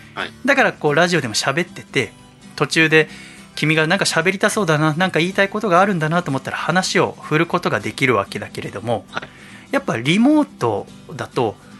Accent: Yokohama, Kanagawa, Japan; うちの実家その一軒家横浜のね

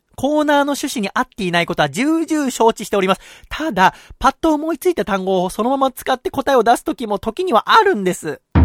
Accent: Yokohama, Kanagawa, Japan; 僕はもう出身が横浜だから、はい、方言とか基本ないから

